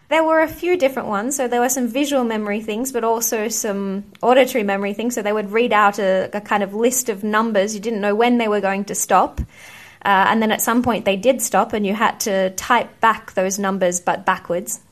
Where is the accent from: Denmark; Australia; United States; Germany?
Australia; moved away as an adult; also born or lived in United Kingdom; I grew up in Australia